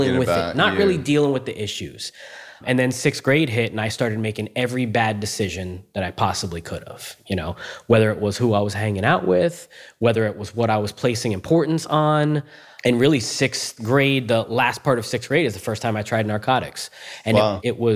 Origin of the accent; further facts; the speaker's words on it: Cooper City, Florida, United States; also born or lived in Margate, Florida / Homestead, Florida / Tampa, Florida; I'm from South Florida, man. I'm a native, just like you. I was born in Margate, and then we moved to Homestead